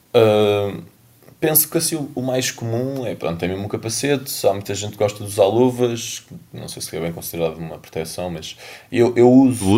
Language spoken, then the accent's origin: Portuguese; Lisbon, Portugal; sou de Lisboa